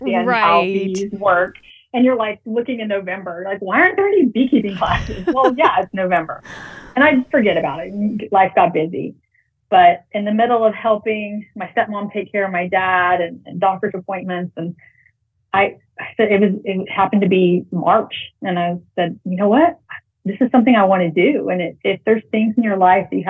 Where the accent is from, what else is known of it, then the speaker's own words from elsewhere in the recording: around Houston, Texas, United States; also born or lived in Montana / San Antonio, Texas; I'm from Texas. I grew up around Houston, out in the country